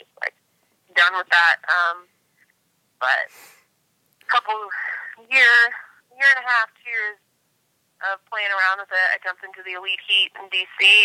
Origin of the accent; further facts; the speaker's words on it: Massachusetts, United States; moved away as an adult; also born or lived in Charlotte, North Carolina; I grew up in Massachusetts and then was pulled down here on track scholarship to UNC Charlotte